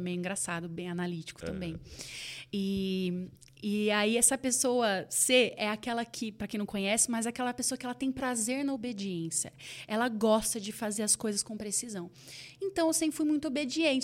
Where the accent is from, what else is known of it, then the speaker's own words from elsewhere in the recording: Campinas, São Paulo, Brazil; nós estávamos ali em Campinas, onde é, da onde eu sou